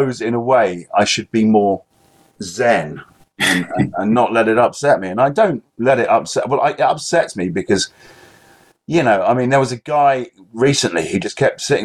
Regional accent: England, United Kingdom; I'm particularly English

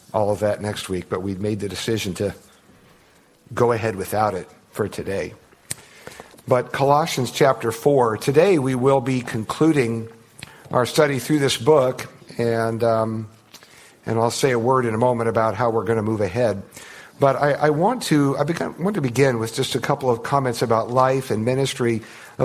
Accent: United States; I'm an American

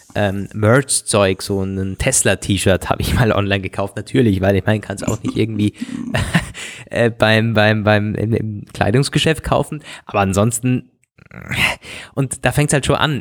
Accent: Germany; Bodensee-Region, wo ich herkomme

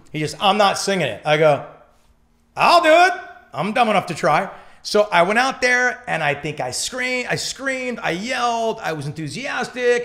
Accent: Newport Beach, California, United States; we're from Newport

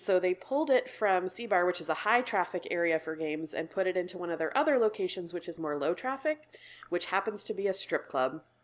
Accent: New York, United States; also born or lived in Chicago; now in Portland, United States; I'm from New York and then I lived in Chicago and then moved out to Portland about eight years ago

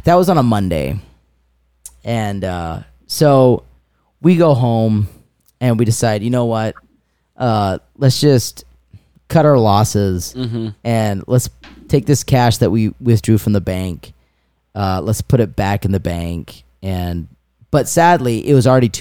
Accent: Wakarusa, Indiana, United States; We said we're from Wakarusa

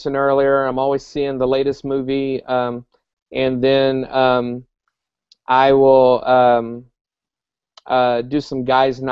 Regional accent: South Carolina, United States; moved away as an adult; now in Joplin, Missouri, United States; I'm born and raised in South Carolina.

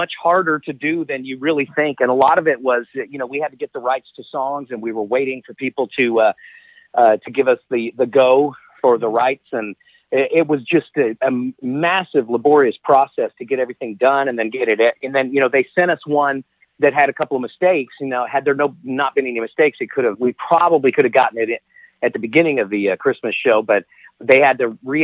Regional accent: Dallas, Texas, United States; born and raised in Dallas, Texas

